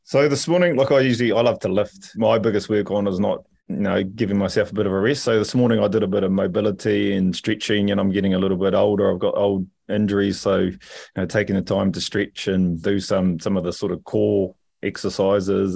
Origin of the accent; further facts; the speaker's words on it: Rotorua, Bay of Plenty, New Zealand; I come from a, a beautiful little city called Rotorua